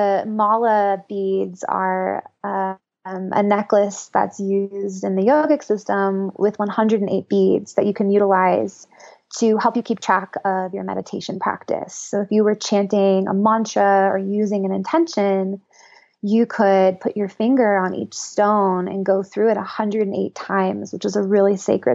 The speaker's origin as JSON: {"language": "English", "region": "Northern California", "country": "United States", "tie": "born or raised there", "also_born_or_lived": "Boulder, Colorado", "moved": "as an adult", "said": "I grew up in Northern California and was raised pretty conservatively. And I moved to Boulder, Colorado to go to CU for college"}